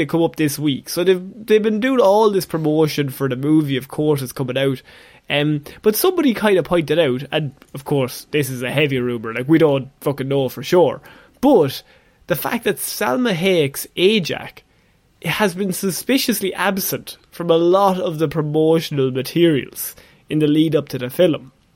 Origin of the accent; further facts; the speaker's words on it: Ireland; two Irish lads